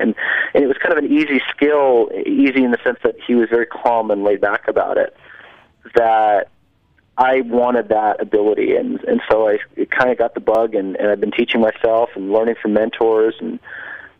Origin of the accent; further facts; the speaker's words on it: New Jersey, United States; moved away as an adult; also born or lived in Minnesota; I grew up in New Jersey